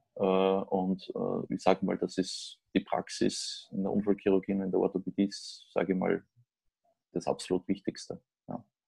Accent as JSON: {"language": "German", "country": "Austria", "moved": "as an adult", "lives_now": "Germany", "said": "ich komme im Prinzip selbst als, als Österreicher nach Deutschland"}